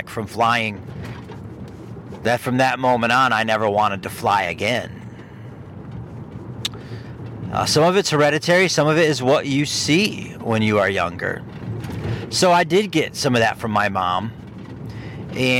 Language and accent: English; Ohio, United States; moved away as an adult; now in Michigan, United States; Growing up in Ohio, living in Ohio for 40 years, I never had a dirt road anywhere